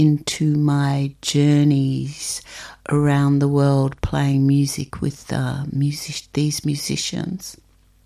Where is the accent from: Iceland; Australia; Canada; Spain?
Australia; Melbourne, Victoria; I'm a musician from Melbourne, Australia.